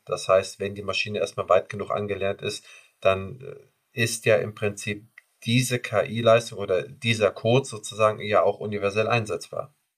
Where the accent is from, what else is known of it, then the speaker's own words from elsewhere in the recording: Schleswig-Holstein, Germany; Wir kommen ja hier aus dem Norden